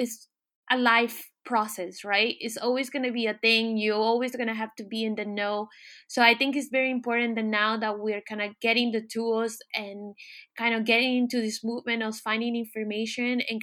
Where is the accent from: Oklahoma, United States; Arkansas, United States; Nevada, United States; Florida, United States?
Florida, United States; Miami; moved away as an adult; now in France; growing up in Miami, watching Telemundo